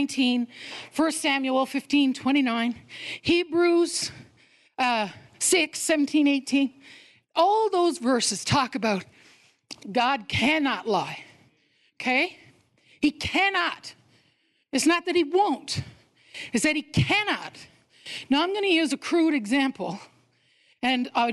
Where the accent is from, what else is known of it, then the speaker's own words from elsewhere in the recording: Newfoundland and Labrador, Canada; I was born in Newfoundland